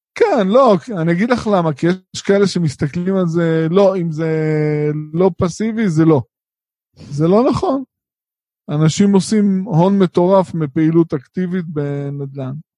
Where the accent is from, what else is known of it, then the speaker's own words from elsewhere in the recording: Israel; אנחנו כישראלים שגרים פה